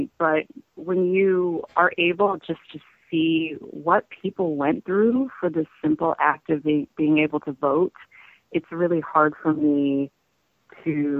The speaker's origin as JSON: {"language": "English", "region": "Indiana", "country": "United States", "tie": "born or raised there", "said": "I grew up in Indiana, but my family is all from the South"}